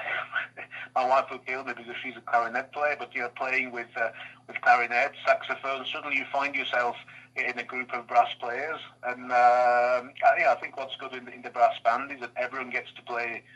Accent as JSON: {"language": "English", "town": "Batley", "region": "Yorkshire and the Humber", "country": "United Kingdom", "moved": "as an adult", "lives_now": "France", "said": "So I'm from West Yorkshire, from the town of Batley originally. But as you say, I've been living in France for quite a long time, 22 years now. But my accent is still there, still strong, still going"}